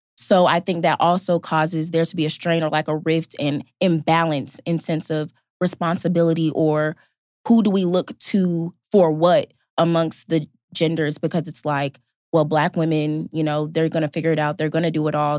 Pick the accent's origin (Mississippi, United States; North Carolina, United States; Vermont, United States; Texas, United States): North Carolina, United States; Fayetteville; I'm a rising senior sociology anthropology major from Fayetteville, North Carolina